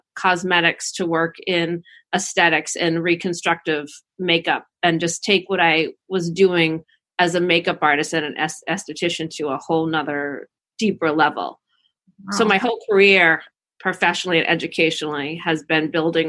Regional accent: Cohasset, Massachusetts, United States; moved away as an adult; also born or lived in Washington, District of Columbia, United States; I'm originally from Cohasset, originally from the South Shore

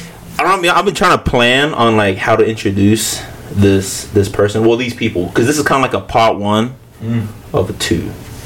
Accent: Australia; moved away; So all my aunties and uncles, the ones we grew up with in Australia

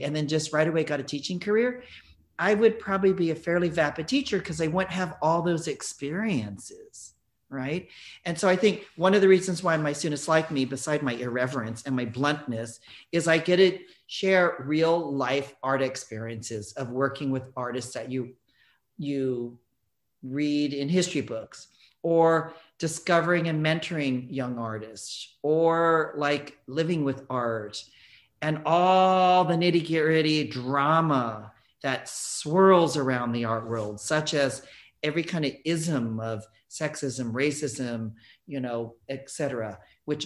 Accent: South Bay, Northern California, United States; moved away as an adult; also born or lived in San Francisco / New York City / London; I lived in the South Bay in Northern California

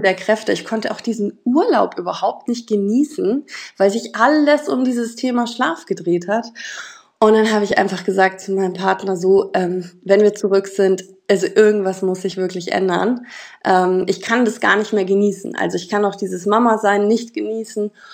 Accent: Munich, Bavaria, Germany; ich komme aus München

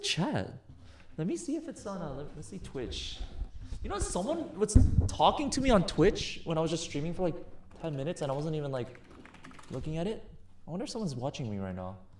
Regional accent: United States; I'm American.

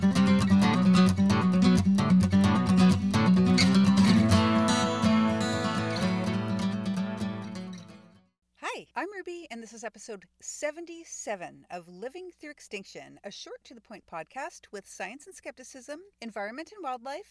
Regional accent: Winnipeg, Manitoba, Canada; Here in Winnipeg

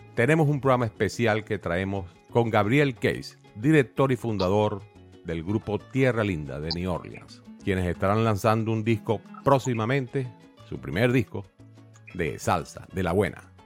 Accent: Venezuela; moved away; Yo crecí en la casa de mi abuela, eh, en mi ciudad natal en Venezuela.

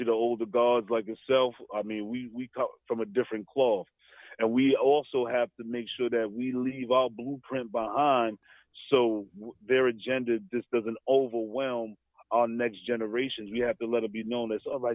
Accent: New York City, New York, United States; Staten Island, New York, Stapleton

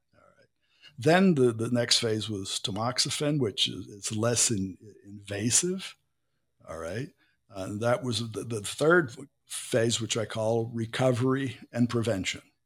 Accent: Pittsburgh, Pennsylvania, United States; moved away as an adult; now in Brazil; I was born in Pittsburgh, and Pittsburgh didn't have a beach

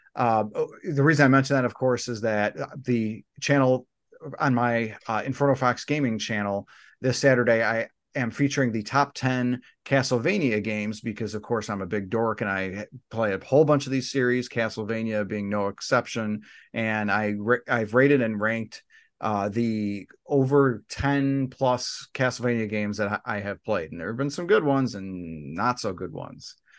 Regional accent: United States; we're all from the United States

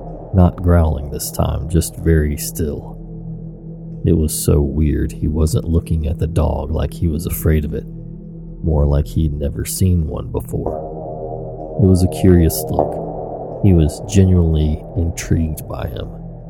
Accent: England, United Kingdom; I'm sure you can tell I'm from England.

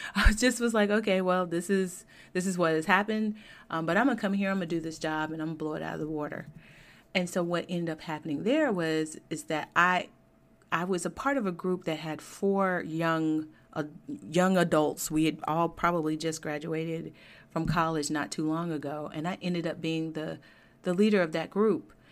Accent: Georgia, United States; I grew up in Georgia and was educated there, went to Georgia Tech

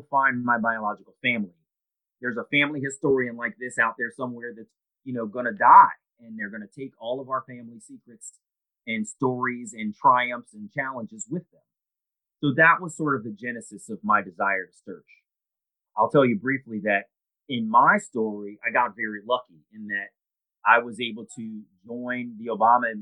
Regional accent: Columbia, Maryland, United States; also born or lived in Baltimore, Maryland; I'm born in Baltimore, Maryland, and I had a very, very sort of well-adjusted childhood growing up in Columbia.

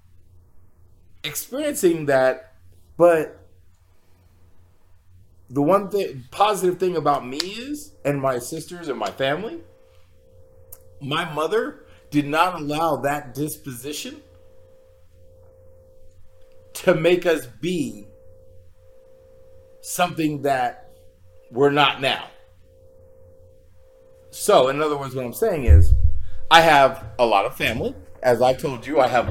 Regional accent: Kansas City, Missouri, United States; Growing up in Kansas City

